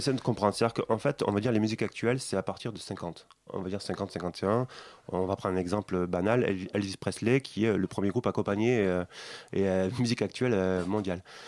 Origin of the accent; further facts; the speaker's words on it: Toulouse, Occitania, France; je viens de Toulouse aussi, donc en région